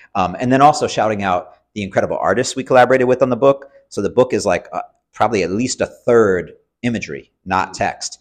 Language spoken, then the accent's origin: English; Cambridge, Massachusetts, United States; I grew up in Cambridge, Massachusetts, so I'm going to Cambridge Public Schools